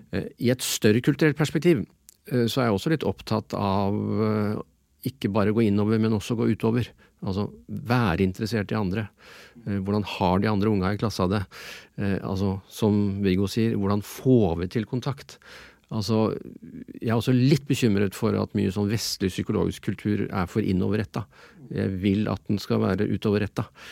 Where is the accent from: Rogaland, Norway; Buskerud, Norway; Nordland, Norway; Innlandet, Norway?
Innlandet, Norway; Jeg er enebarn fra Innlandet.